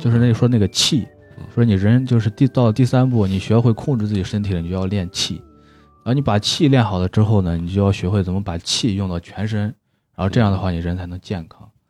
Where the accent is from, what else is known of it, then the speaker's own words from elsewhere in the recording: Shaanxi, China; 用咱们那个陕西话是叫，叫上梁